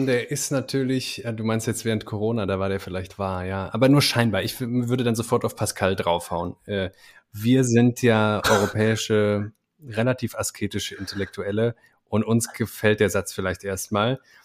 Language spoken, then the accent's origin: German; Germany; als Deutsche